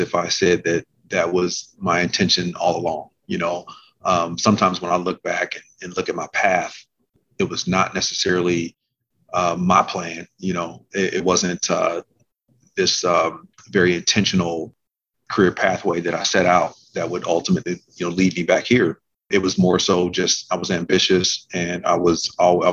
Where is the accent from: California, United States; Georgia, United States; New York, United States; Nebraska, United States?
Nebraska, United States; Omaha; moved away as an adult; my hometown